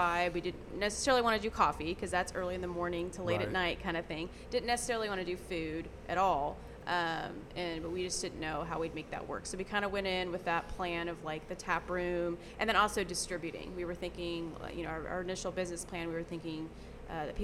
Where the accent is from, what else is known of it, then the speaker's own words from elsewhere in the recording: Wichita, Kansas, United States; also born or lived in Hays, Kansas; I'm from Wichita. So born and raised here